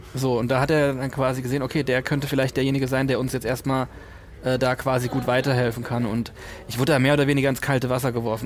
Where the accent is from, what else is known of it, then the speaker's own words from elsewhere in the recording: Kaiserslautern, Rhineland-Palatinate, Germany; moved away as an adult; also born or lived in Cologne; da, wo ich aufgewachsen bin, Kaiserslautern ist sehr nah bei Rammstein